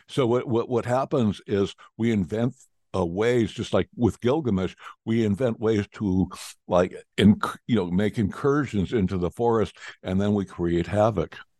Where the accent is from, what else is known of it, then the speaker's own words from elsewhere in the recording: United States; as American, I speak in Fahrenheit